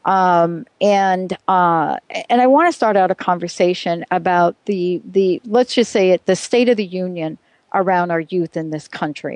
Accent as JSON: {"language": "English", "region": "New York", "country": "United States", "tie": "born or raised there", "said": "I was an active kid. I grew up in New York."}